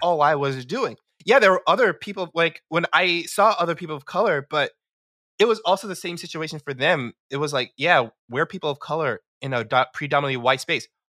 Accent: New York City, New York, United States; I grew up in New York City. Um, all my life grew up in New York City, so, yeah, born and raised

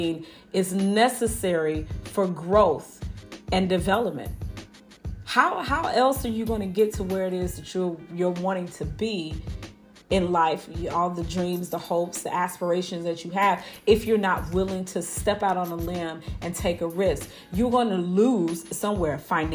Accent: Chicago, Illinois, United States; now in Houston, United States; I grew up in Chicago

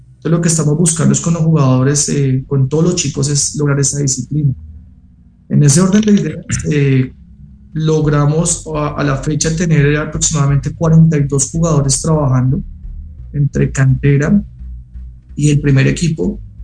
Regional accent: Colombia; now in Mexico; soy colombiano. Como buen colombiano

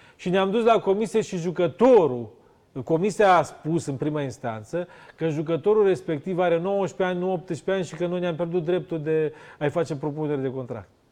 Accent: near Sighetu Marmației, Ukrainian side of the border, Zakarpattia Oblast, Ukraine; Eu sunt la 5 km de Sighet

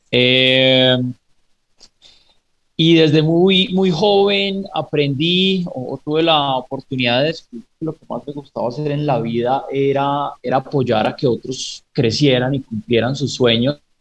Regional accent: Pereira, Risaralda, Colombia; Yo soy originalmente de Pereira, a pesar de, haber perdido pronto mi, acento y unas raíces tan fuertes.

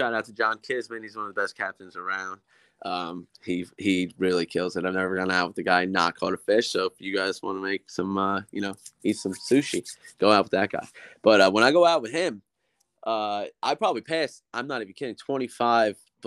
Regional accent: New Jersey, United States; we're from New Jersey

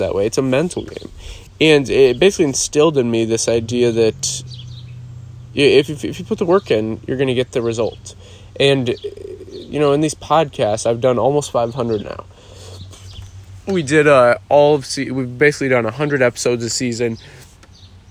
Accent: Iowa, United States; growing up in Iowa, I mowed lawns growing up

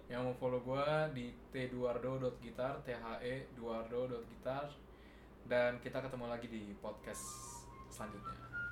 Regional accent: South Tangerang, Banten, Indonesia; moved away; also born or lived in Bandung; gue kan dari Tangerang Selatan ini kan berasa kota juga

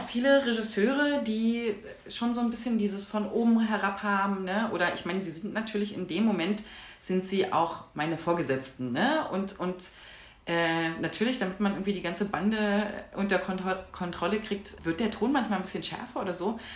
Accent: southern Brandenburg, Germany; moved away as an adult; also born or lived in Freiberg; now in Leipzig, Germany; Ich komme eigentlich urspr ursprünglich aus Südbrandenburg, so aus einem kleinen Nest.

